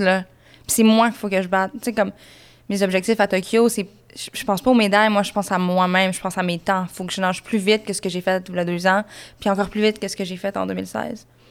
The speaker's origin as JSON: {"language": "French", "town": "Saint-Jean-sur-Richelieu", "region": "Quebec", "country": "Canada", "tie": "born or raised there", "said": "j'ai grandi à Saint-Jean, sur Richelieu"}